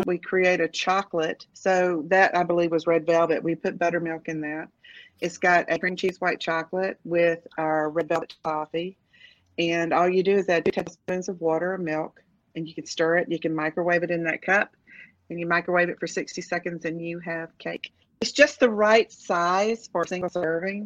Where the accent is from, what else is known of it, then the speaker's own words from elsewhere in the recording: Macon, Georgia, United States; moved away as an adult; also born or lived in Knoxville, Tennessee / Twin Cities, Minnesota; I'm a Georgia girl. I was born in Georgia